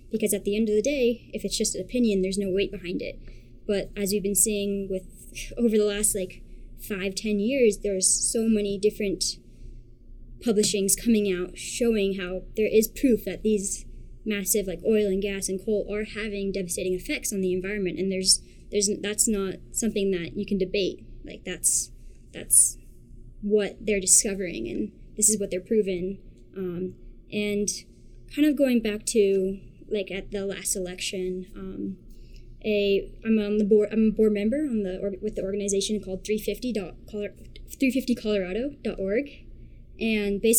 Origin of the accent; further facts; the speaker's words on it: Australia; born there; Um, I was born in Australia, and half my family is Australian